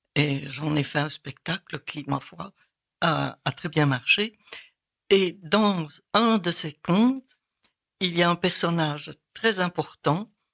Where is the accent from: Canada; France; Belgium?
Belgium; Soignies, Wallonia; now in Liège, Belgium; je viens de Soigny, une petite ville dans l'est de la partie picarde de la Belgique